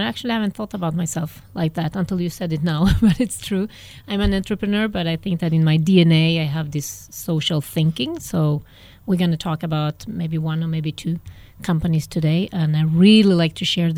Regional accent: Sweden; born or raised there; also born or lived in Argentina; now in Barcelona, Spain

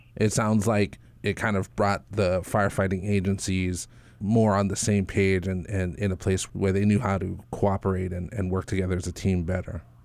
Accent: Waimea, Hawaii, United States; I grew up in Waimea

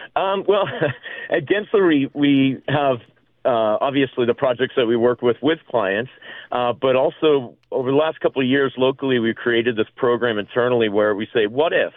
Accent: East Coast, United States; now in Las Vegas, United States; I'm from the East Coast

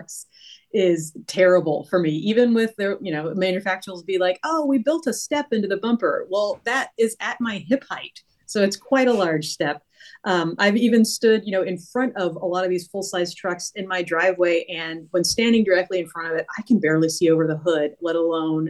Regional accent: Virginia, United States; moved away; also born or lived in New Hampshire; I am from Virginia, but, you know, lived in New Hampshire for a little bit

